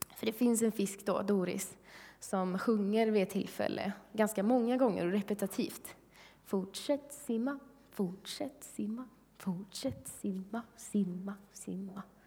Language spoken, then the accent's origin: Swedish; Sweden; som svensk